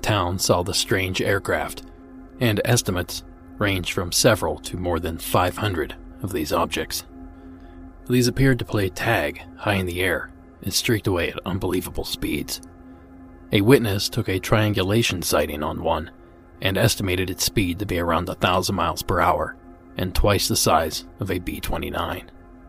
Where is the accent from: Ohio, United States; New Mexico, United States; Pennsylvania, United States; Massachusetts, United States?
New Mexico, United States; Farmington; I grew up in Farmington, New Mexico, a small oil and gas town up near the Four Corners